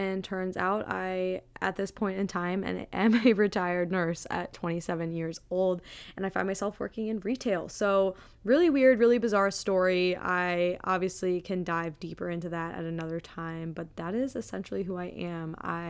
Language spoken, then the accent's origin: English; Wisconsin, United States; now in Boston, United States; I am a 27-year-old female who lives in the Boston area. I grew up in the Midwest in Wisconsin and then have bopped around on the East Coast and the Midwest basically my whole life.